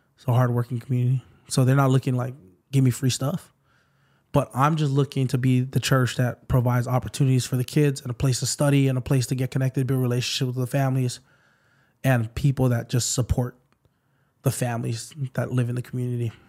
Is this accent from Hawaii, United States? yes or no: yes; Waipahu, Hawaii, United States; it's in the middle of White Paul. That's my hometown.